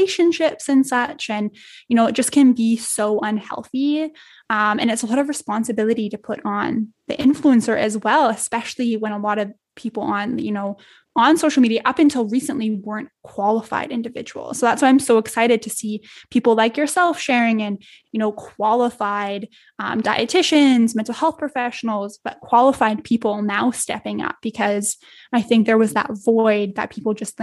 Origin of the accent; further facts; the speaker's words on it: Edmonton, Alberta, Canada; a 4-hour flight to my hometown here in Edmonton